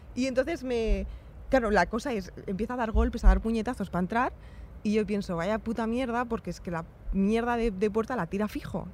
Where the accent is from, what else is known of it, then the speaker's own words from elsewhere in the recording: Spain; soy una chica española